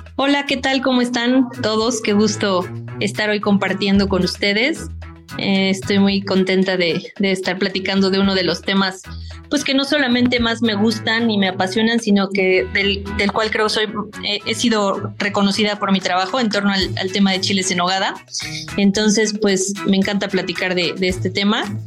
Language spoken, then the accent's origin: Spanish; Puebla, Mexico; soy chef poblana, 100% poblana.